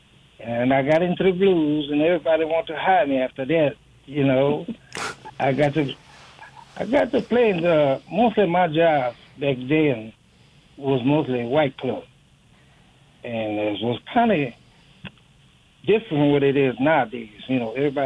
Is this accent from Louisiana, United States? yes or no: yes; Louisiana, United States; moved away as an adult; also born or lived in Chicago / Mississippi; I said, "I'm from the South, man." "It's South." He said, "And in Ola?" I said, "No, Louisiana."